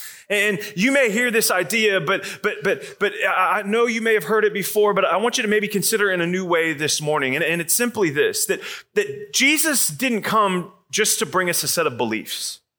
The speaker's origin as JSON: {"language": "English", "town": "Atlanta", "region": "Georgia", "country": "United States", "said": "I come from Atlanta, Georgia."}